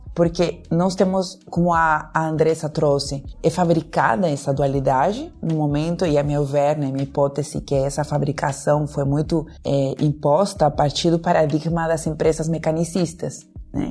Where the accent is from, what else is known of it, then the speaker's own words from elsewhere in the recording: Peru; Portuguese is a second language; moved away as an adult; now in Brazil; Eu nasci no Peru, né? moro no Brasil desde 2005, então meu sotaque enrolado